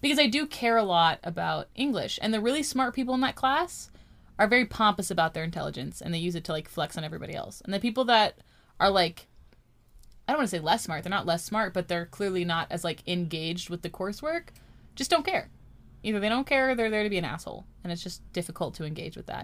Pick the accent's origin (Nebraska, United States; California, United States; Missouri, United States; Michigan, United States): California, United States; we're Californian. Apparently, we don't say T's